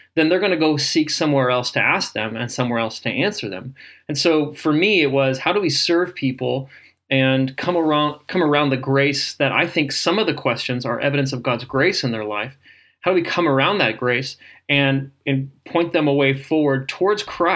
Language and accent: English; Indiana, United States; Where I grew up in Indiana, we called all soda pop Coke.